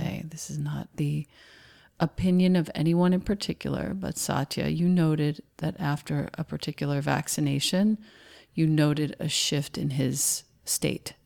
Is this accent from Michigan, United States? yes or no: no; Rockville Centre, New York, United States; I grew up in Rockville Center